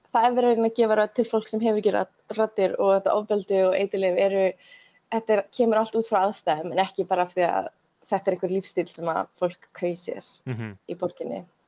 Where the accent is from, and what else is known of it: Iceland; moved away as an adult; also born or lived in Baltimore, United States